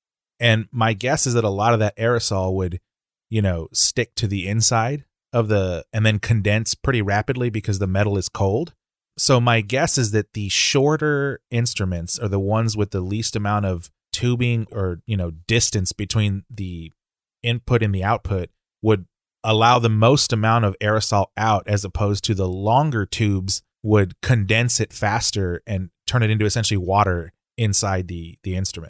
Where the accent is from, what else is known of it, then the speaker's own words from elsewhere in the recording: San Antonio, Texas, United States; San Antonio, Texas, my hometown, is ahead of the game.